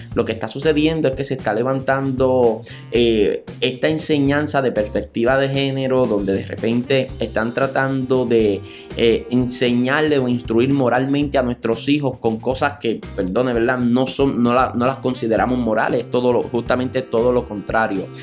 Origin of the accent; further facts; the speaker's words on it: Santa Isabel, Puerto Rico; Yo soy del pueblo de Santa Isabel, área sur de la isla